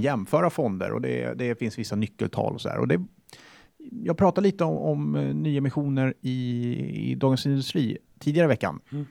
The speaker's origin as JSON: {"language": "Swedish", "country": "Sweden", "said": "Jag är svensk."}